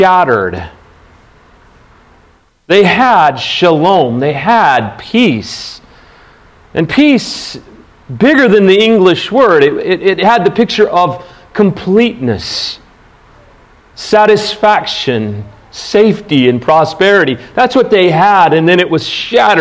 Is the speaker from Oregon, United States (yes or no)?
no; Salina, Kansas, United States; when I was a kid growing up in Salina, Kansas